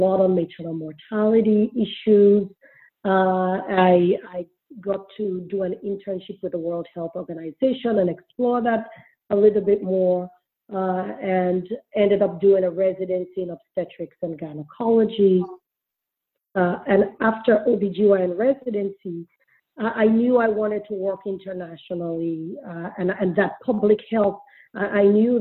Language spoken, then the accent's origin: English; Sierra Leone; I grew up in Sierra Leone.